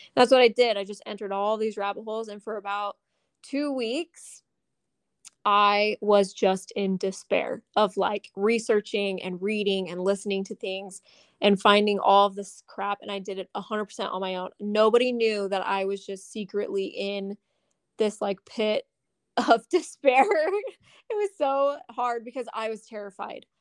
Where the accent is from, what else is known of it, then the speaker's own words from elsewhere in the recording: Southern Utah, United States; moved away as an adult; also born or lived in Las Vegas; growing up in Southern Utah